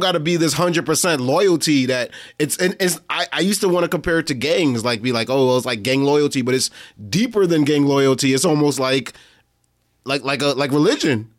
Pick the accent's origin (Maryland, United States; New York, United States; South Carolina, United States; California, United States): New York, United States; New York City; we're from Brooklyn, right? So we, we grew up around Jewish people all our life